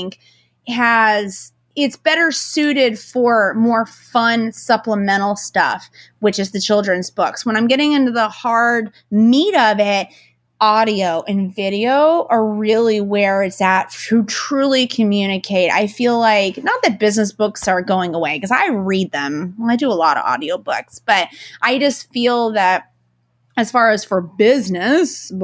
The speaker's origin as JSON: {"language": "English", "region": "East Coast", "country": "United States", "said": "I talk very fast. I'm from the East Coast."}